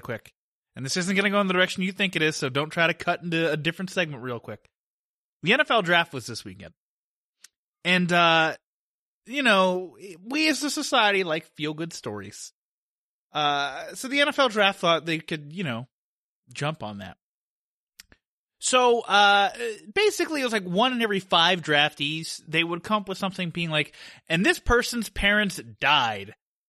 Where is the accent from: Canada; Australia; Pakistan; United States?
Australia; And I'm an Australian mercenary guy. You can tell by my voice that I'm very Australian.